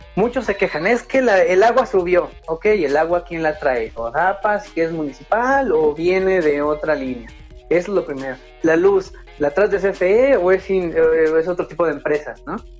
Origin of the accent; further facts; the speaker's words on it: Mexico; Como empresario, como persona, como mexicano